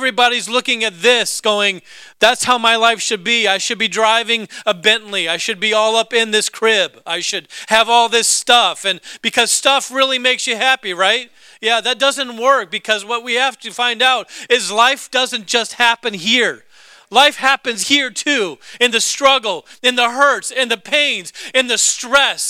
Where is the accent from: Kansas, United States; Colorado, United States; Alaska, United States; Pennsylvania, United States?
Alaska, United States; my home state, Alaska